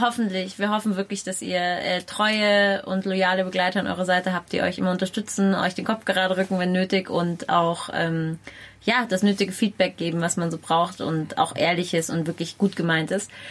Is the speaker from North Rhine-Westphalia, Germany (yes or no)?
no; Munich, Bavaria, Germany; weil ich bin auch in München groß geworden